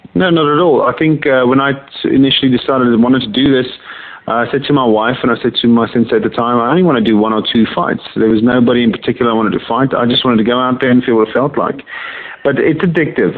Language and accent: English; South Africa; also born or lived in Johannesburg; now in England; I was born in South Africa, born and raised there, and I came over to England in 1996.